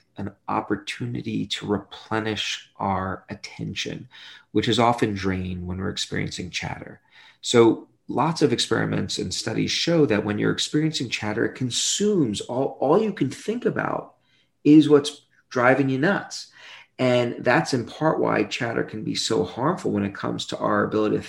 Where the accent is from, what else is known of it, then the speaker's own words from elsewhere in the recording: New York City, New York, United States; I grew up in Brooklyn, New York